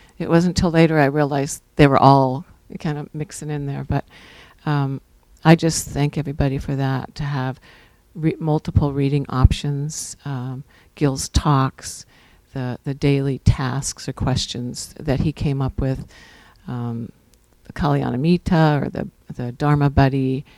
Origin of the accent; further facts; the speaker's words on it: Santa Barbara, California, United States; I'm …. I'm from Santa Barbara also.